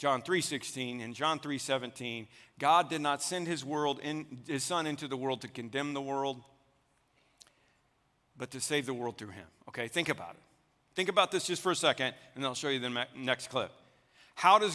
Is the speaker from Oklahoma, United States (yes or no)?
yes; Oklahoma, United States; I grew up in Oklahoma where the little circle mark in your back pocket was a status symbol